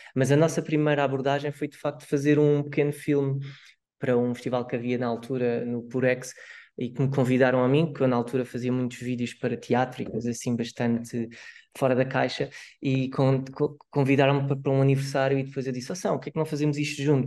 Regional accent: Barreiro, Setúbal, Portugal; não sou de Lisboa, sou mesmo do Barreiro

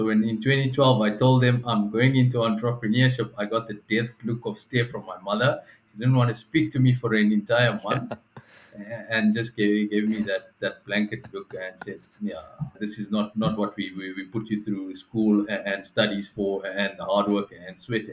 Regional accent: King William's Town, Eastern Cape, South Africa; moved away as an adult; also born or lived in East London; now in Johannesburg, South Africa; I grew up in King Williamstown, East London.

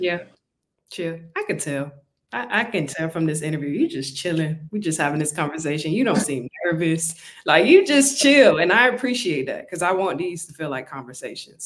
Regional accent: Miami, Florida, United States; I'm from Miami originally

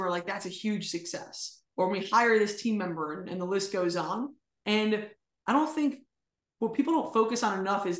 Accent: outside of New York, United States; I grew up outside of New York

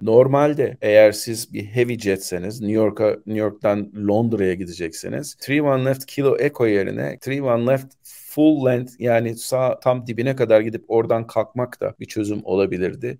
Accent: Turkey; Biz Orta Doğulu değiliz. Biz aslında Türk'üz

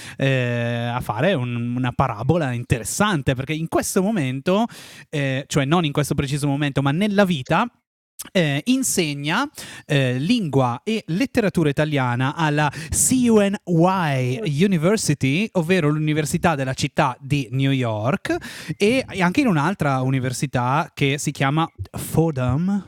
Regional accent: Breno, Lombardy, Italy; siamo nati nello stesso paese

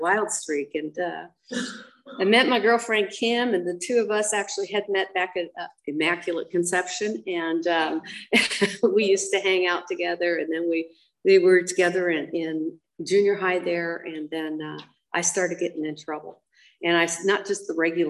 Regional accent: Monrovia, California, United States; I was raised up in Monrovia

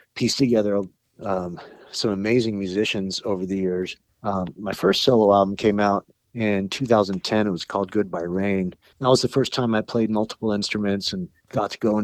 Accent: Huntington Beach, California, United States; I'm from Huntington Beach and it was the library I grew up

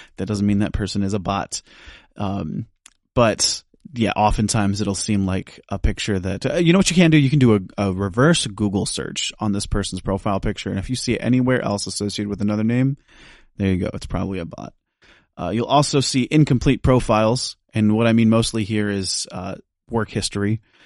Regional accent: United States; I'm from the United States

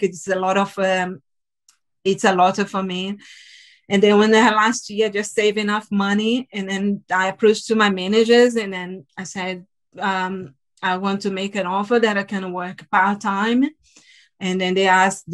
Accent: Salvador, Bahia, Brazil; English is a second language; moved away as an adult; now in United Kingdom; I'm from the northeast of Brazil, from Salvador.

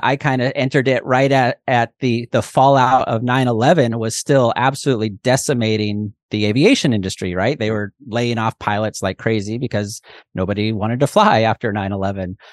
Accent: Pacific Northwest, United States; moved away as an adult; also born or lived in Hawaii / Oklahoma City, Oklahoma; I'm from the Pacific Northwest, you know, green

